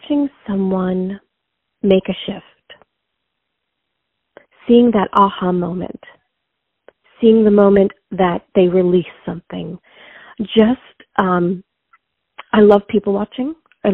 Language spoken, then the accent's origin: English; New York, United States; I grew up in New York. I'm from New York